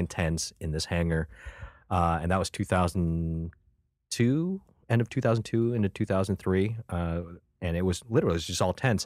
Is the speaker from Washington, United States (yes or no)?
no; Buffalo, New York, United States; also born or lived in Vietnam / Thailand; I'm an Asian dude from Buffalo, New York